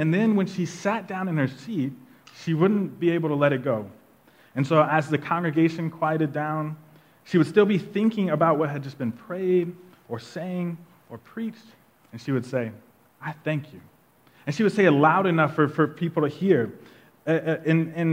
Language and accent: English; Tulsa, Oklahoma, United States; moved away; we're all from Tulsa, Oklahoma, and we actually grew up in a pretty traditional Black Baptist church on the north side of Tulsa.